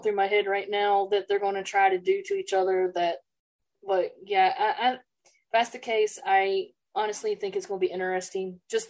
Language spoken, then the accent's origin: English; South Carolina, United States; I'm from South Carolina